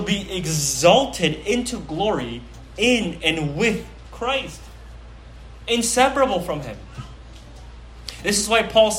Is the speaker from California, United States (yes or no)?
yes; Pleasanton, California, United States; I grew up in Pleasanton, okay? My hometown is P-Town